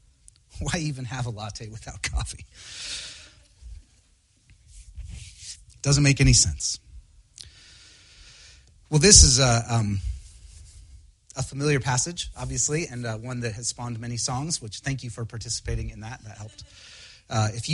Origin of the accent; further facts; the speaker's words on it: Spokane, Washington, United States; now in Seattle, United States; I grew up in Spokane. My parents are still there